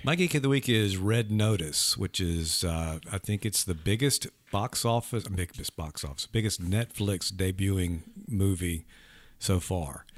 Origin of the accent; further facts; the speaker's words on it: Leland, Mississippi, United States; growing up in Leland, we had one in Greenville